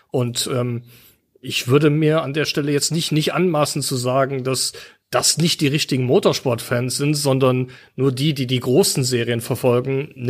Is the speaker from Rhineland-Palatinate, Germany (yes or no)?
yes; near the Nürburgring, Rhineland-Palatinate, Germany; ich bin in der Nähe vom Nürburgring aufgewachsen.